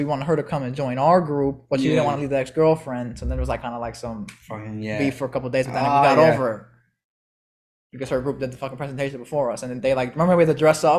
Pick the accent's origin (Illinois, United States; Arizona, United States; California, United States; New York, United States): Illinois, United States; Chicago; And my mom, because we're from Chicago, if you don't have a car, you go take the bus.